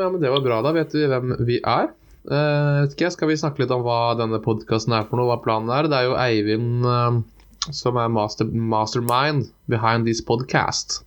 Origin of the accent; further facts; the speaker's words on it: Porsgrunn, Telemark, Norway; moved away as an adult; also born or lived in Oslo; now in Bergen, Norway; Vokst opp i, eh, på Grønli, som er den fine delen av Porsgrunn.